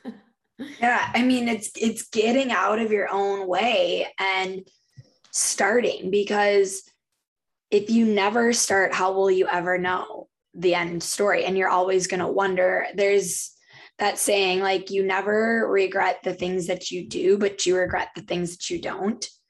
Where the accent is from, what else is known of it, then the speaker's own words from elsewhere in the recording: Minnesota, United States; we're both from Minnesota, her